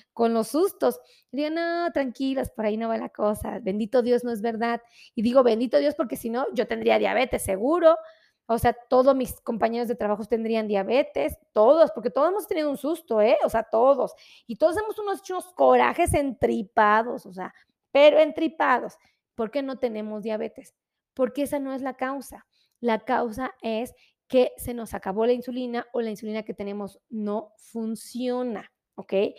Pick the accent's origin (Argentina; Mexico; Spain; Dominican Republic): Mexico